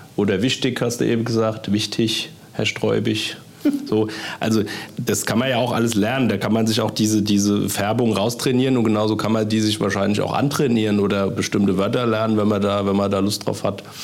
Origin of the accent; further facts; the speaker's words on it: Kloppenheim, Hesse, Germany; in Kloppenheim, also wo ich herkomme